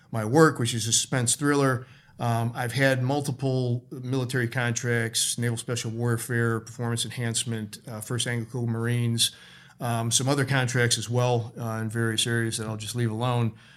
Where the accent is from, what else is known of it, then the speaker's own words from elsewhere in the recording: Chicago, Illinois, United States; moved away as an adult; also born or lived in California; I moved to California from Chicago, my hometown.